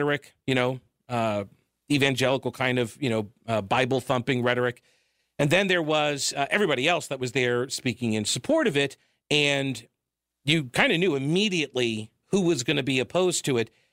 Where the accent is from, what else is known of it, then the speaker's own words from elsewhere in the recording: New York, United States; also born or lived in Asheville, North Carolina; now in North Carolina, United States; I am from New York originally